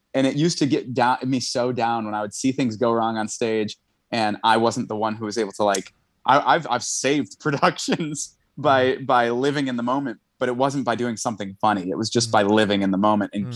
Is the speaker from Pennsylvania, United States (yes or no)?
no; Buffalo, New York, United States; moved away as an adult; now in New York, United States; we're from Buffalo, so it was like a seven hour, eight hour drive.